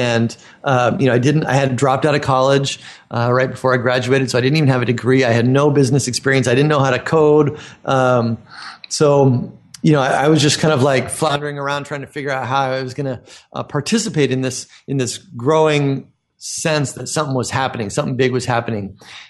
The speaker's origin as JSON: {"language": "English", "town": "Half Moon Bay", "region": "California", "country": "United States", "tie": "born or raised there", "said": "I was born and raised in Northern California and went to college in Santa Cruz and ended up traveling around the world and eventually ended up back in Half Moon Bay, my hometown"}